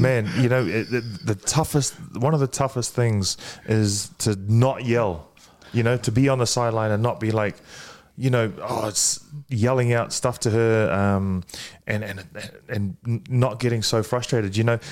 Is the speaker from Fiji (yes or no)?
yes; Fiji; moved away; also born or lived in New Zealand; I was born in Fiji. I, I grew up speaking a little bit of Fijian, uh, moved to New Zealand